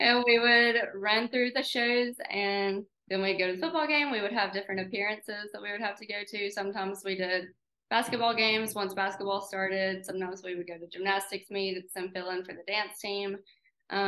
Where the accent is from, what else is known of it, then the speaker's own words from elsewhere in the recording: McCalla, Alabama, United States; we live in McCalla. We're both from McCalla.